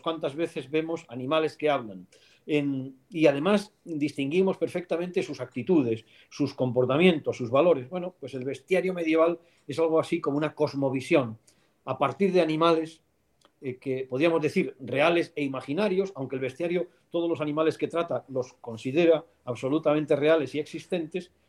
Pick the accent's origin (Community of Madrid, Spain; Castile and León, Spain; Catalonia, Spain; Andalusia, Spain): Castile and León, Spain; León; moved away as an adult; also born or lived in Salamanca; Yo soy de León, pero fui a estudiar a Salamanca